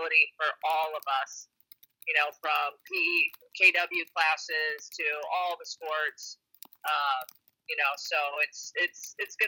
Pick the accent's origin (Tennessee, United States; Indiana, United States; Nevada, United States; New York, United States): Indiana, United States; also born or lived in North Carolina; now in Illinois, United States; I grew up in Indiana